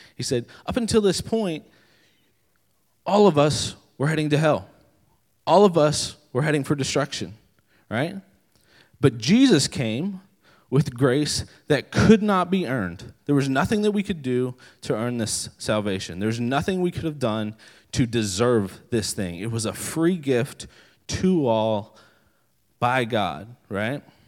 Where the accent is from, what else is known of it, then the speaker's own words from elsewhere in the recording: West Virginia, United States; moved away as an adult; now in Maryland, United States; I am actually from West Virginia originally. Uh, I'm not from Maryland originally.